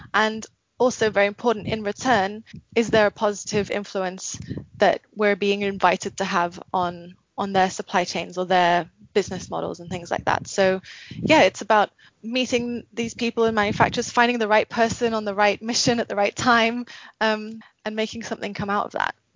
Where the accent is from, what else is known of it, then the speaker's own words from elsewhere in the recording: Singapore; now in Philippines; I grew up in Singapore. My mum's from the Philippines